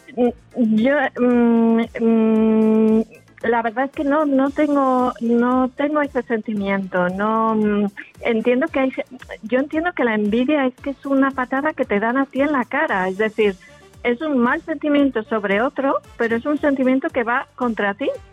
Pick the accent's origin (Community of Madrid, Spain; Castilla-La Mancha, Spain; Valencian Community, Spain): Community of Madrid, Spain; Madrid; accent: Spanish; now in Andalusia, Spain; yo soy de Madrid